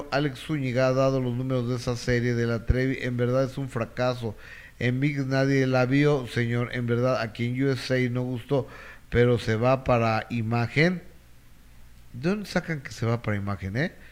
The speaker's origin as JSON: {"language": "Spanish", "country": "Peru", "said": "soy de Perú, si se le puede preguntar sobre mi país"}